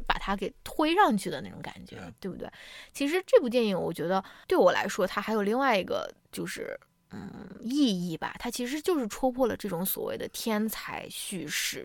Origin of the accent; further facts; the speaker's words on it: China; 我们中国人从小没有这种质疑权力的这种教育了